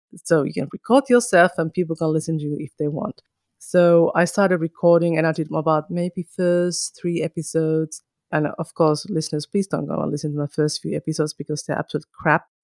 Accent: Kajaani, Kainuu, Finland; first language Finnish; English is a second language; moved away as an adult; now in New South Wales, Australia; I am originally from Finland, from a small town called Kajaani, which is towards the north, like the Lapland. I was born and bred there and stayed there until I was about twenty-three.

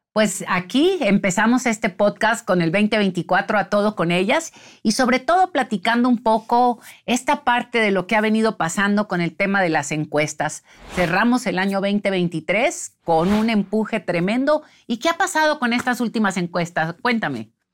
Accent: Sinaloa, Mexico; de donde yo vengo, de Sinaloa

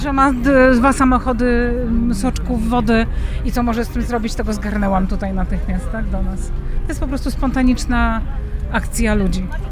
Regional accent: Poland; jestem Polką

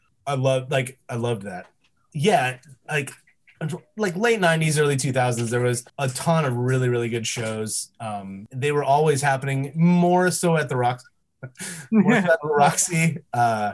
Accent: Yorba Linda, California, United States; I grew up in Orange County. Small town. Well, it's not that small, I guess. It's a little town called Yorba Linda

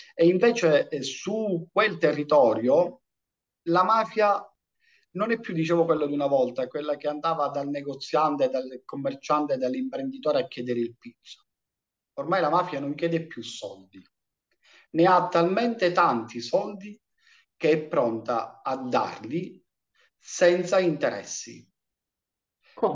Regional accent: Riesi, Sicily, Italy; now in Agrigento, Italy; io vengo dalla provincia di Caltanissetta, un paese piccolino di 11.000 abitanti che è Riesi

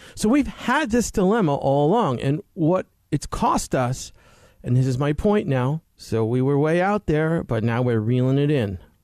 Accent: United States; as Americans

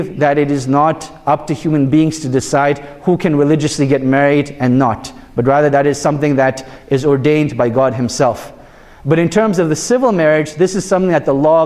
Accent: Canada; I was born and raised in Canada

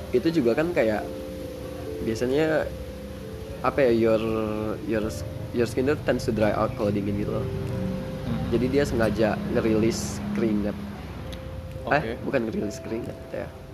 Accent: Lampung, Indonesia; now in Yogyakarta, Indonesia; gue dari Lampung

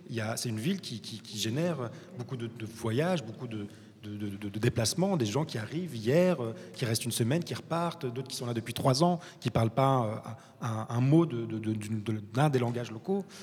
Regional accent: Morocco; moi, en tant que Marocain et voyageant et travaillant la moitié du temps en, Afrique

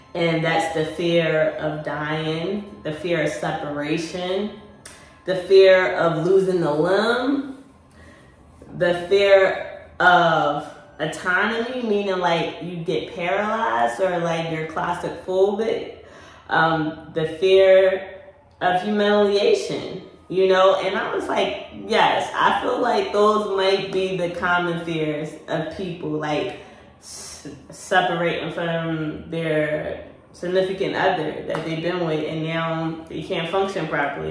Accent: Philadelphia, Pennsylvania, United States; I'm from Philly

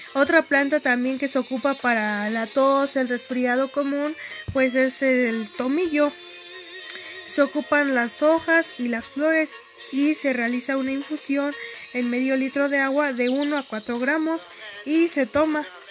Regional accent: Acambay de Ruiz Castañeda, State of Mexico, Mexico; Pertenezco al municipio de Acambay de Ruiz Castañeda, vivo en la comunidad de Gansda Acambay

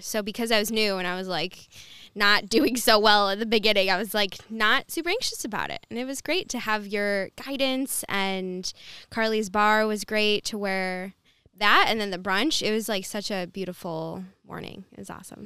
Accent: Dearborn, Michigan, United States; also born or lived in Wyandotte, Michigan; now in Bloomfield, United States; born and raised in, from Dearborn, and then lived in Wyandotte for a little bit, and now I'm in Bloomfield

